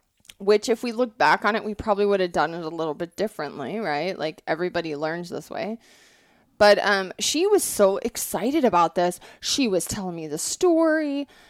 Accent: Montana, United States; also born or lived in Colorado / Wyoming; I grew up in a non-hunting family, but I grew up in Montana. I was really fortunate where I grew up. I grew up in Colorado, Wyoming, and Montana.

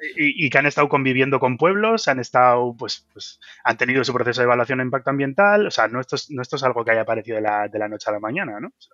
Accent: Bilbao, Basque Country, Spain; yo soy de Bilbao

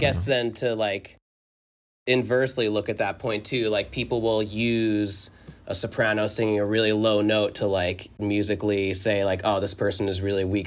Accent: northern New Jersey, United States; I grew up in New Jersey, like, north, right outside of, uh, the city

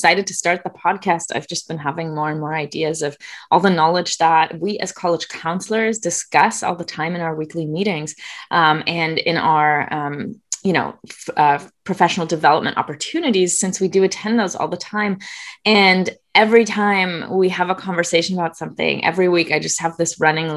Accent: Germany; now in Southern California, United States; I'm originally from Germany. I live in Southern California.

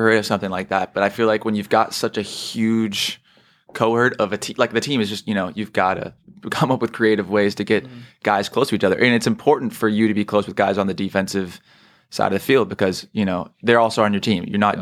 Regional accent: San Mateo, California, United States; I'm from San Mateo, which is like two towns over

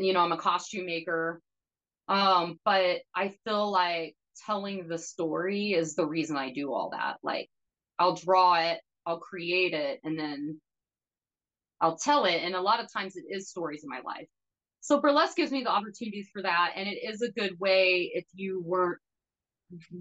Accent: Hot Springs, Arkansas, United States; staying in my hometown

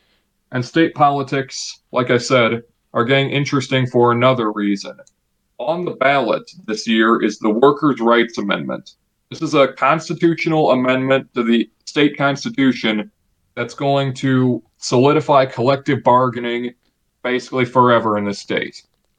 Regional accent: Illinois, United States; my home state of Illinois.

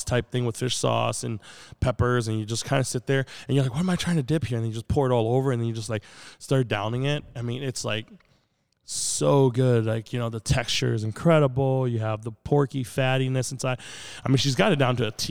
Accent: Port Edwards, Wisconsin, United States; English is a second language; I'm from Port Edwards, Wisconsin

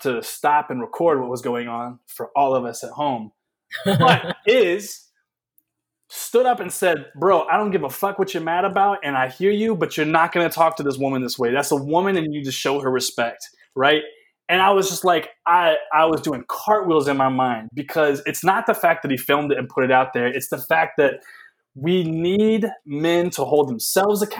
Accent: the South, United States; moved away; I am a Southerner

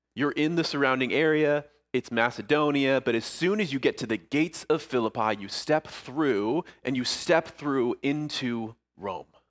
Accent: Niagara Falls, Ontario, Canada; moved away as an adult; also born or lived in St. Catharines, Ontario; now in Ayr, United Kingdom; growing up in Niagara Falls, Niagara Falls area

